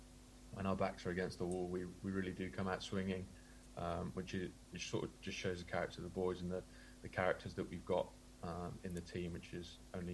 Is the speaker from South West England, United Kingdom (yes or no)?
yes; South West England, United Kingdom; also born or lived in Indonesia; I was born in Devon. My dad works overseas, works in Indonesia, Singapore, that sort of area. And so, born in England, moved over to Indonesia when I was really young